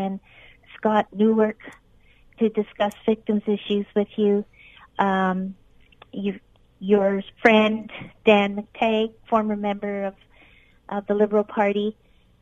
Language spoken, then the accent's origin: English; Ontario, Canada; a Canadian who actually lived in Canada